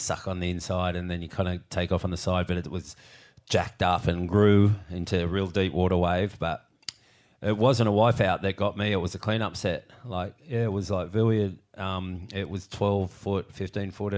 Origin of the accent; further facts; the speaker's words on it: Cronulla, New South Wales, Australia; growing up in Cornell, we were a different crew out there.